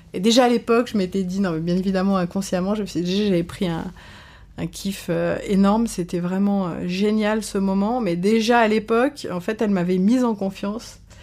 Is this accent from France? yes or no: yes; France; also born or lived in Caen / Paris; quand on est français